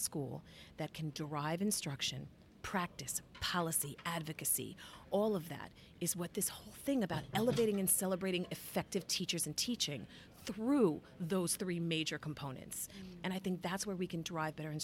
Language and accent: English; Greenville, Florida, United States; I am from North Florida, Greenville, Florida, at the Florida-Georgia border.